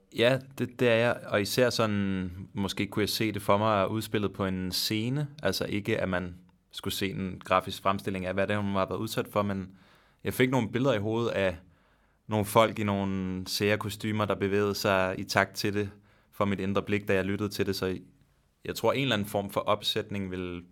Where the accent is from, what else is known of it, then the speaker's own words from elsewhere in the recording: Denmark; så er det en sjov situation at være i som dansker, hvor man forstår svensk temmelig godt